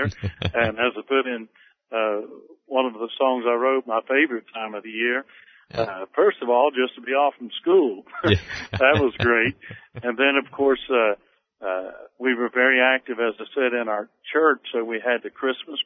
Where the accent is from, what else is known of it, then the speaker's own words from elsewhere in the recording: Newton, West Virginia, United States; moved away as an adult; now in Asheville, United States; I grew up in West Virginia. I enjoyed the little community of Newton, West Virginia, which is located about 50 miles north of Charleston